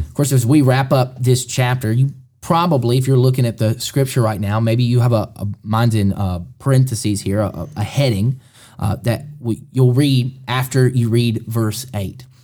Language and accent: English; Alabama, United States; moved away as an adult; also born or lived in Kentucky; now in Mercer County, Kentucky, United States; we're both from Alabama. Moved to Kentucky five years ago